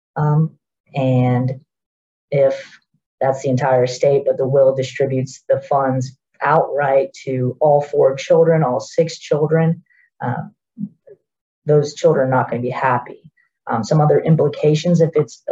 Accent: Central Florida, United States; I grew up here in the Central Florida area

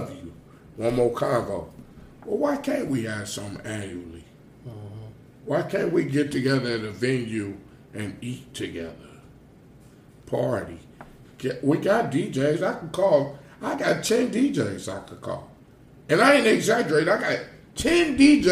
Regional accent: Gary, Indiana, United States; also born or lived in East Chicago, Indiana; I'm from Gary, Indiana.

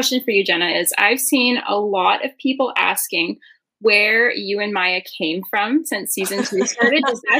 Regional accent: Victoria, British Columbia, Canada; I am also from Victoria, BC

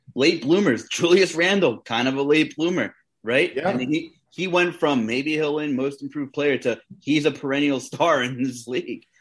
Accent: New York, United States; also born or lived in Long Island; now in Pennsylvania, United States; I'm originally from New York

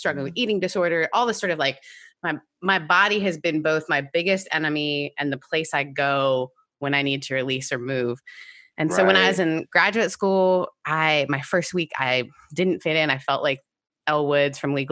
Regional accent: Canada; also born or lived in United Kingdom; my mom took us to dance class because we're Canadian

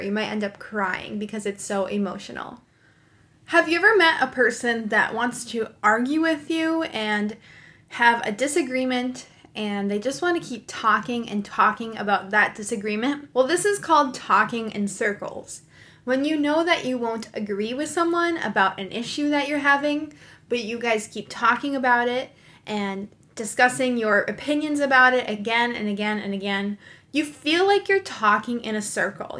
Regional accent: United States; I'm an American English teacher

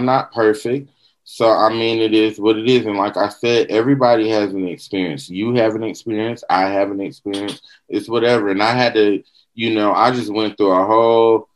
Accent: the South, United States; we're from the South

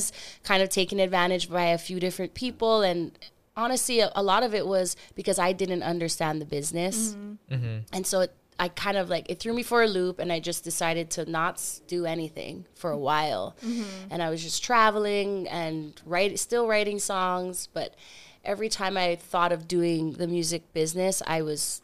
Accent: Hawaii, United States; also born or lived in San Diego / Kingston, Jamaica / Hong Kong / Kona; I was raised in Hawaii

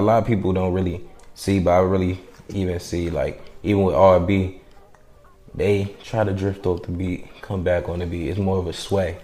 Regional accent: D.C., Maryland, DMV, United States; also born or lived in Providence, Rhode Island / New York; I was born in Providence, Rhode Island. Uh, I was raised in, you know, D.C., Maryland, mm-hmm. Virginia area, DMV

